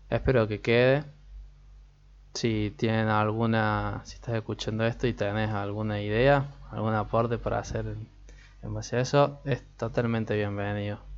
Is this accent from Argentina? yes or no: yes; Argentina; porque como soy de Argentina, es la liga que tenemos nosotros, la liga nacional